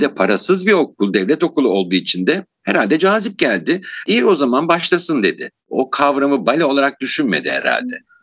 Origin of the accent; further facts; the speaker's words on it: Istanbul, Turkey; 1959 yılında İstanbul'da doğdum